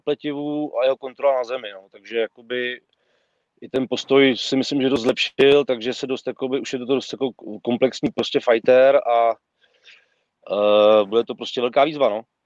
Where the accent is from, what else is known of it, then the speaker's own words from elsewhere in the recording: Prague, Czechia; jsem jakoby Pražák